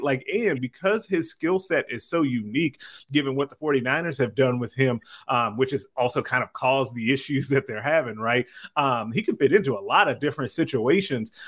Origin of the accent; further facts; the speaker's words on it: Chicago, Illinois, United States; I'm from Chicago